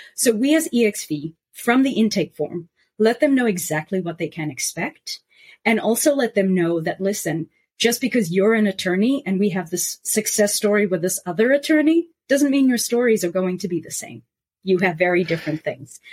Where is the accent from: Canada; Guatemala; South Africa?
South Africa; now in New York, United States; as a South African and someone who traveled around the world